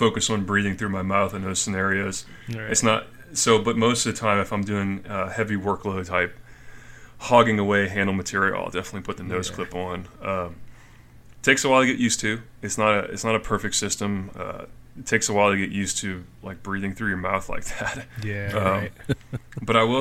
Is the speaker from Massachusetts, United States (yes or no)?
no; Louisiana, United States; now in Texas, United States; Grew up in Louisiana